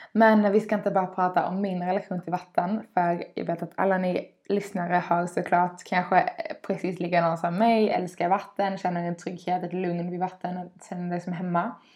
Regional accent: Skåne, Sweden; Dels är jag uppvuxen vid havet, en liten eh, eh by nere i Skåne på kusten.

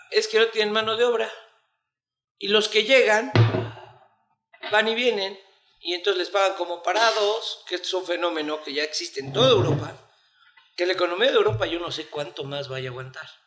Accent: Mexico; como mexicano te lo digo.

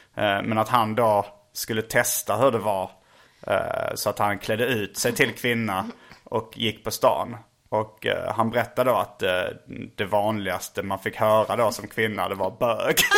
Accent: Sweden; jag är från Sverige

